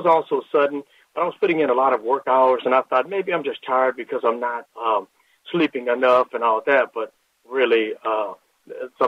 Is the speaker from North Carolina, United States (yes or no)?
no; Lake Charles, Louisiana, United States; now in Texas, United States; I'm from Lake Charles, Louisiana, originally